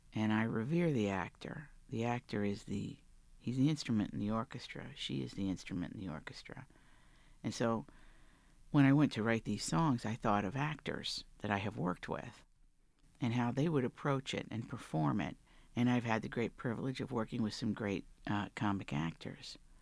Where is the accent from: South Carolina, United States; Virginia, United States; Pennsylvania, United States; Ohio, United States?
Virginia, United States; Big Stone Gap; moved away; I'm from Virginia, the Great Southwest of Virginia, that, that corner.